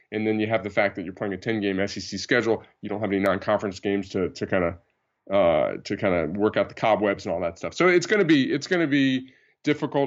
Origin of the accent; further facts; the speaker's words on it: New Jersey, United States; moved away; I grew up in New Jersey, North Jersey